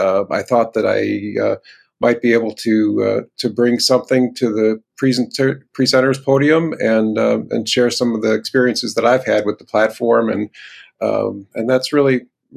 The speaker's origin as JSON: {"language": "English", "town": "Chicago", "region": "Illinois", "country": "United States", "tie": "born or raised there", "said": "I grew up in the Chicagoland area"}